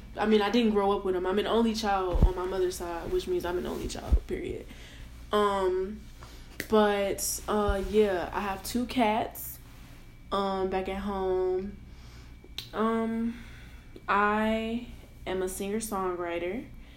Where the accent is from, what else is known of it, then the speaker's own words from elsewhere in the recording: Detroit, Michigan, United States; I am from Detroit, Michigan. 313 for all my people back home.